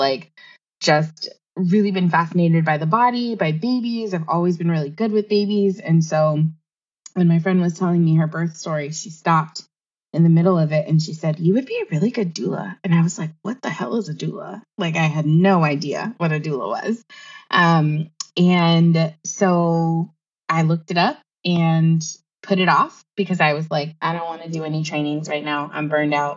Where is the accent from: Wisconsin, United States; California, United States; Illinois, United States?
California, United States; Los Angeles; moved away as an adult; now in Seattle, United States; I am originally from Tongva Land, also known as Los Angeles, California